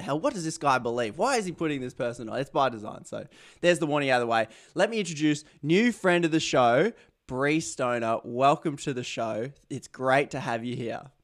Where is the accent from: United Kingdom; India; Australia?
Australia; accent: Aussie; my Aussie accent